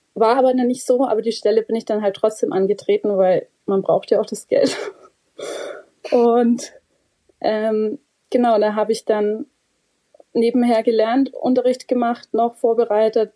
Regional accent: Bavaria, Germany; bei uns in Bayern

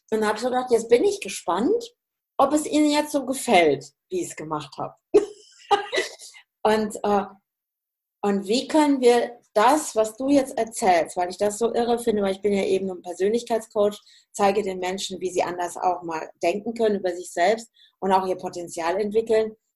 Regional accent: Hesse, Germany; ich komme ja eigentlich auch aus dem Hessischen, ne? Ja. und bin ja im Münsterland

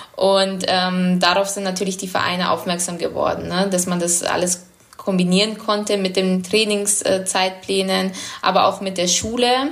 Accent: Munich, Bavaria, Germany; moved away as an adult; now in Bordeaux, France; ich bin in München geboren und ich war dann 21, wo ich weg bin.

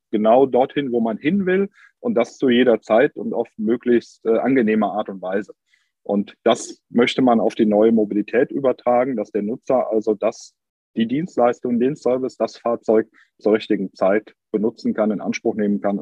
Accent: Cologne, North Rhine-Westphalia, Germany; Das merkt man hier als Kölner vor Ort, dass Köln manchmal schon neidisch auf Hamburg oder Berlin schielt

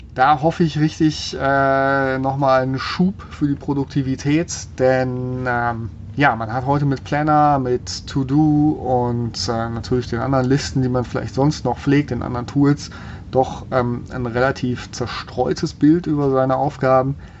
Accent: Germany; bei uns in Deutschland

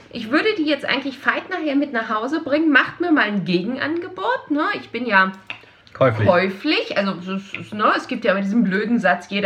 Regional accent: Hamburg, Germany; Oh, die, ja, ich als

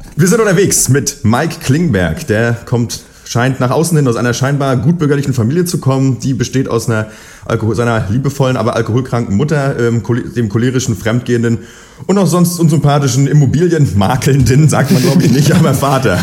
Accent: Berlin, Germany; ich komme aus Berlin

